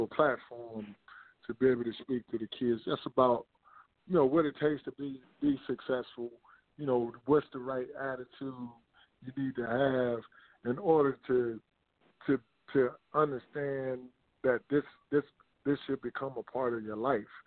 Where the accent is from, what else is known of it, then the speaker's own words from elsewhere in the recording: Demopolis, Alabama, United States; moved away; the community center that I that I created along with the city in my hometown in Demopolis